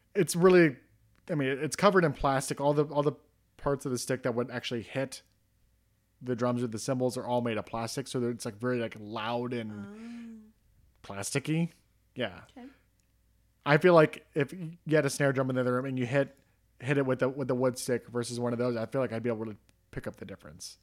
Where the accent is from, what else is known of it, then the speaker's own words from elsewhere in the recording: Ohio, United States; in Ohio, kind of near where I grew up